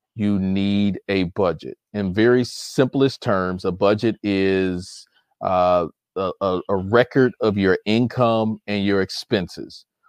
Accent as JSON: {"language": "English", "town": "Chicago", "region": "Illinois", "country": "United States", "tie": "born or raised there", "moved": "as an adult", "lives_now": "Michigan, United States", "said": "I'm a Chicago native, even though I currently live in the state of Michigan. I'm originally from Chicago"}